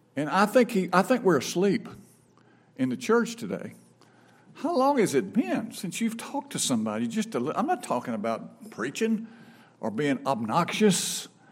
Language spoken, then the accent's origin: English; Brandon, Mississippi, United States; also born or lived in Franklin, Tennessee / Rock Hill, South Carolina; now in Raymond, United States; I grew up in Brandon